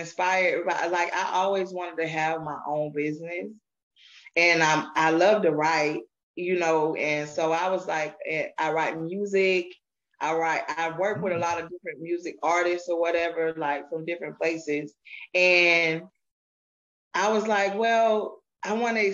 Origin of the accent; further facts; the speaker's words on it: Statesboro, Georgia, United States; I'm from Statesboro, Georgia